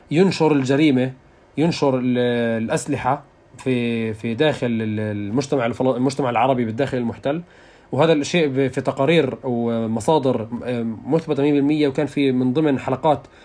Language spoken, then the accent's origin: Arabic; Jerusalem, Palestine; وكنت انا من القدس